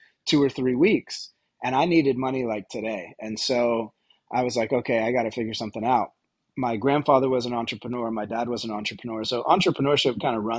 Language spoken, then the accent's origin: English; Vermont, United States; moved away as an adult; also born or lived in New York City; I'm originally from Vermont